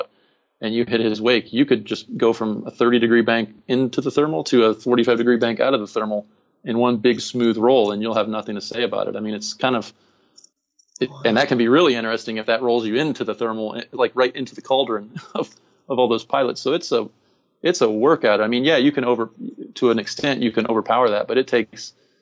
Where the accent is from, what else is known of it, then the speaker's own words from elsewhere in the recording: Phoenix, Arizona, United States; I'm from Phoenix.